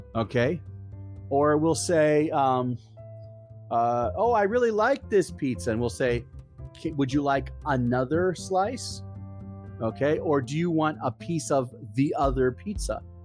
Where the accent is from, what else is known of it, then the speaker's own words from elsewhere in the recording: Hershey, Pennsylvania, United States; I'm from Hershey, Pennsylvania, USA